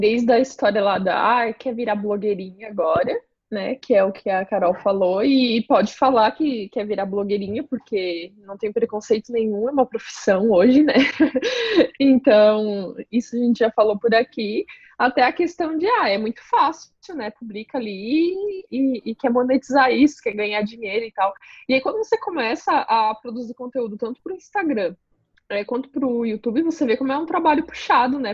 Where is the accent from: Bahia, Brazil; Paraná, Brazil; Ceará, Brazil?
Paraná, Brazil; now in Santa Catarina, Brazil; Eu nasci no Paraná, então quando eu vim para Santa Catarina